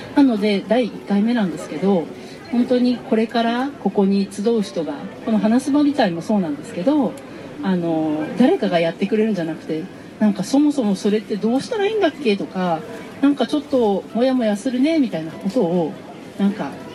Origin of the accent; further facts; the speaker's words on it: Okazaki, Aichi, Japan; この地元岡崎で